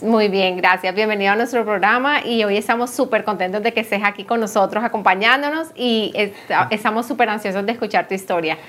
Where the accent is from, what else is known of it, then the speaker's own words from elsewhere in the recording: Colombia; moved away; nosotros decimos bachillerato en Colombia, pero ah, aquí es secundaria